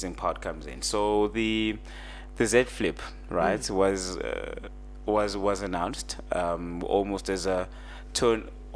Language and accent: English; South Africa; my hometown, I can tell you for a fact, my hometown does not have LTE